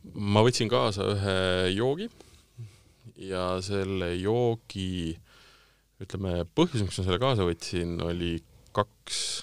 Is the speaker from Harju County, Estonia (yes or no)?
no; Tartu, Tartu County, Estonia; now in Tallinn, Estonia; ma olen pärit Tartust.